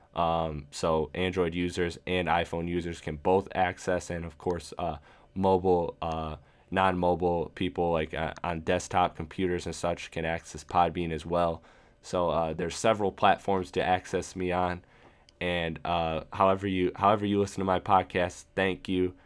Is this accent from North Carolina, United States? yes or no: no; Michigan, United States; Michigan, my hometown, uh, or my home state, I should say.